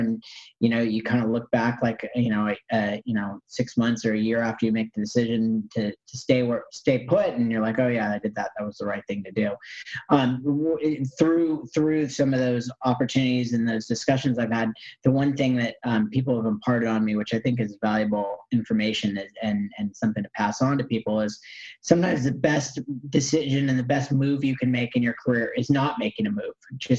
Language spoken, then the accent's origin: English; Los Angeles, California, United States; I grew up in Los Angeles